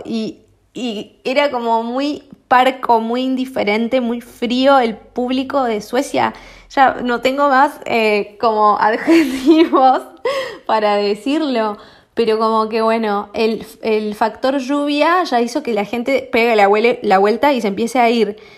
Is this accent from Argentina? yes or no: yes; Argentina; los argentinos en ese sentido somos